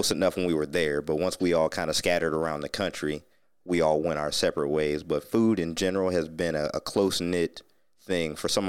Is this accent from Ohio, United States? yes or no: yes; Ohio, United States; moved away; I said I was from Ohio